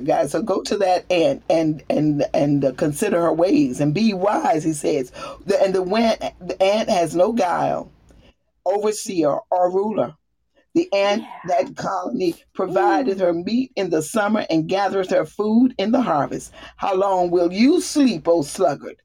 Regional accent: the South, United States; moved away; also born or lived in the north; I'm a Southerner

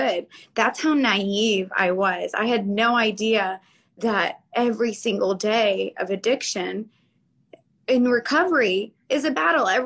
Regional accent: Florida, United States; I'm from Florida

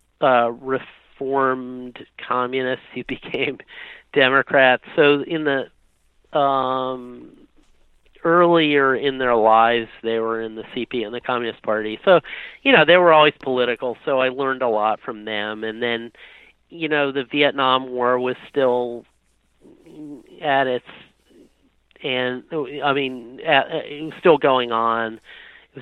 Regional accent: New England, United States; now in San Francisco, United States; I grew up in New England, actually, and I moved to San Francisco in 1992.

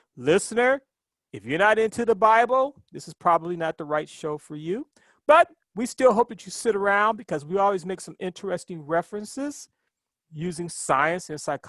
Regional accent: Ohio, United States; now in New York, United States; when I was a kid growing up in Ohio

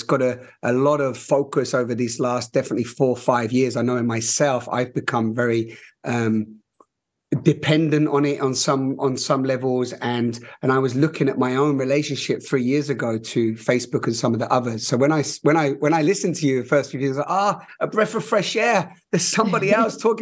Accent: London, United Kingdom; I'm a little bit West London

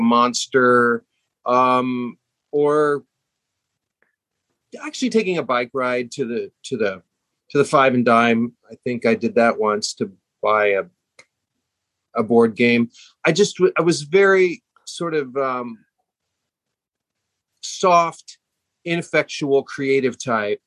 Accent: Hutchinson, Kansas, United States; moved away as an adult; also born or lived in Wichita, Kansas / Dallas, Texas / New York; I grew up in Hutchinson, Kansas

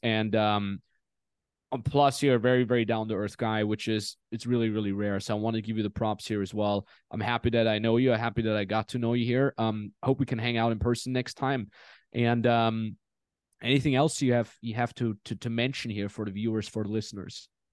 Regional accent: Austria; moved away; also born or lived in Los Angeles; Austria, my home country.

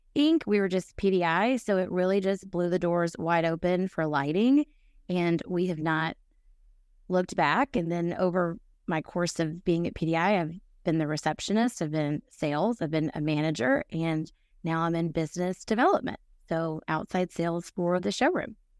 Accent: Nashville, Tennessee, United States; moved away as an adult; also born or lived in Atlanta; I am from Nashville

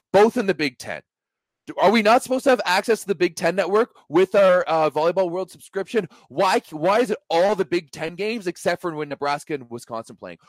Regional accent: Canada; as a Canadian

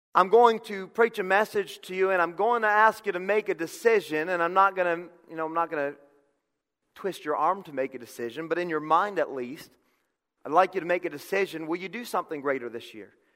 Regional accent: Connecticut, United States; I'm from Connecticut.

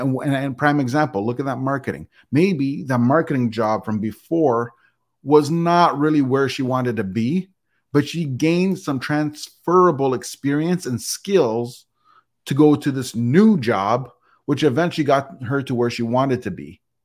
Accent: Canada; I'm Canadian, but part of North America

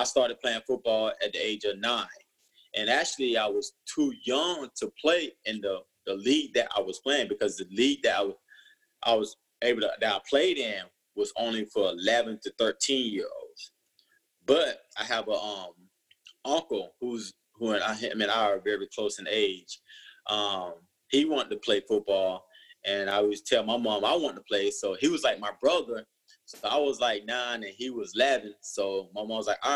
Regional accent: Perry, Georgia, United States; growing up in Perry, you know, where I grew up, it's a small town

